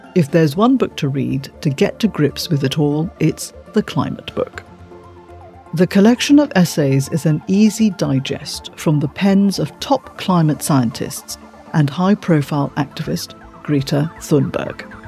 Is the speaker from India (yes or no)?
no; Malaysia; As a child growing up in Malaysia